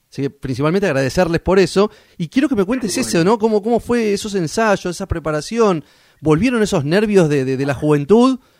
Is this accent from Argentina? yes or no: yes; Mar del Plata, Buenos Aires Province, Argentina; Yo soy de Mar del Plata, sí.